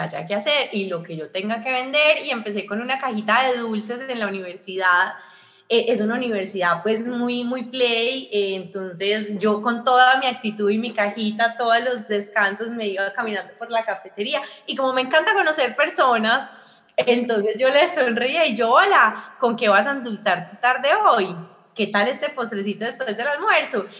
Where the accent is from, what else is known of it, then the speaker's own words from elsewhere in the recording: Armenia, Quindío, Colombia; moved away as an adult; now in Medellín, Colombia; yo soy de Armenia, pero yo vivo en Medellín